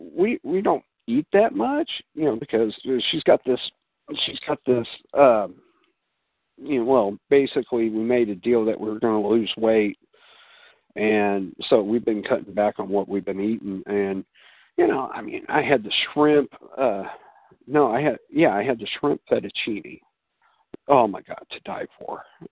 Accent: Illinois, United States; Well, yeah, okay, I'm from Illinois

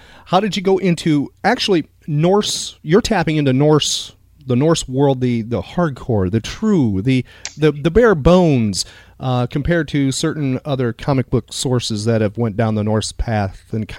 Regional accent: Midwest, United States; now in Florida, United States; I grew up in the Midwest

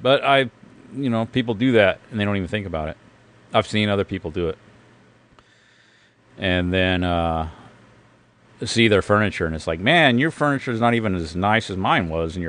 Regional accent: Oklahoma, United States; also born or lived in Los Angeles, United States; I was born in Los Angeles. I lived there till I was 10 years old, something like that. Moved to Oklahoma.

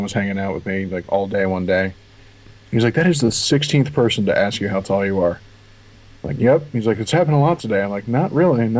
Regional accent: Philadelphia, Pennsylvania, United States; I've always lived within, I don't know, for sake of argument, we'll just call it within an hour of Philly.

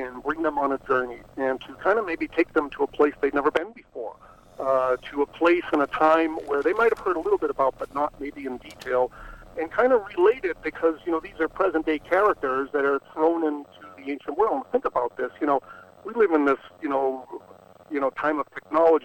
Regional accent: Boston, Massachusetts, United States; I grew up in Boston

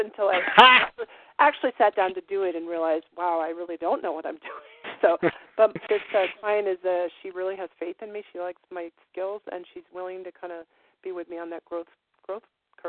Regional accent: United States; also born or lived in Montreal, Canada; now in St. Armand, Canada; My partner and I were in Montreal for almost 10 years, but because I'm American, I have a lot of friends and clients in Vermont. So we're 3 kilometers from the Vermont border.

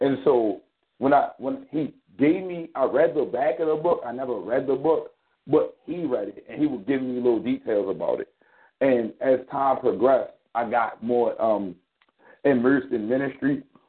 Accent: Baltimore, Maryland, United States; I live in Baltimore. I'm from Baltimore. I was born and raised here.

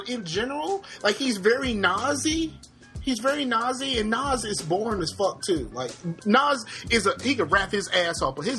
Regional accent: Virginia, United States; I'm from Virginia. We don't really have an identity.

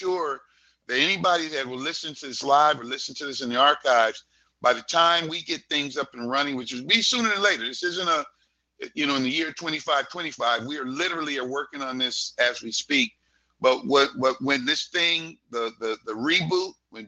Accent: Los Angeles, California, United States; I grew up in Hollywood

